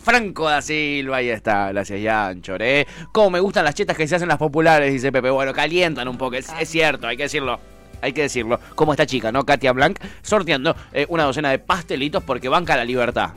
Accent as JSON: {"language": "Spanish", "country": "Argentina", "said": "tu, acento, ¿de dónde sos? Eh, de Argentina"}